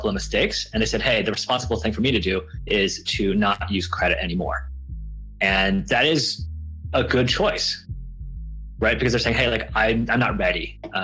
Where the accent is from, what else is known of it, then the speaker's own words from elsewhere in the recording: Buffalo, New York, United States; I grew up in Buffalo, New York